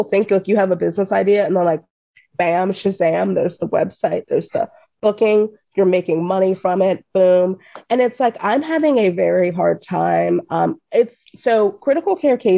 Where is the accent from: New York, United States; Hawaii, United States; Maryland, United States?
Maryland, United States; Columbia; I'm from Columbia, Maryland, in the middle of DC and Baltimore